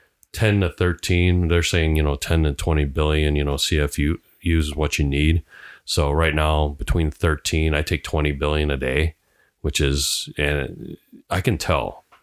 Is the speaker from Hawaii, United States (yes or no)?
yes; Hawaii, United States; Because, you know, I'm Hawaiian.